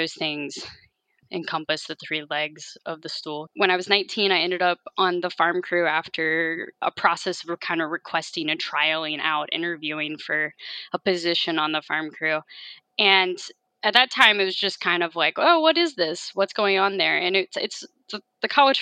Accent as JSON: {"language": "English", "town": "Harrisonburg", "region": "Virginia", "country": "United States", "tie": "born or raised there", "also_born_or_lived": "Colorado", "moved": "as an adult", "lives_now": "California, United States", "said": "I grew up in the Shenandoah Valley of Virginia in Harrisonburg, Virginia"}